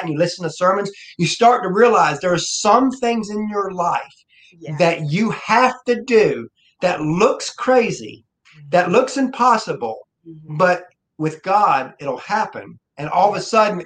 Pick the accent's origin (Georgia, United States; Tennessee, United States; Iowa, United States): Georgia, United States; I'm from Georgia.